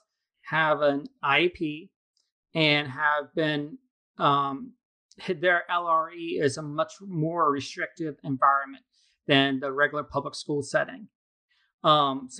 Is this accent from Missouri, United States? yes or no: no; Altoona, Pennsylvania, United States; moved away as an adult; now in Virginia Beach, United States; I'm originally from Pennsylvania near Altoona, which is near Penn State University. But I moved down here right after college